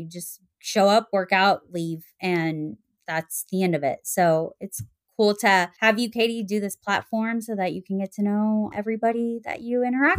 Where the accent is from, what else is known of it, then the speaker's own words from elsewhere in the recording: Little Rock, Arkansas, United States; also born or lived in Texas; is I was born in Texas and then grew up in Little Rock, Arkansas, moved around a whole lot.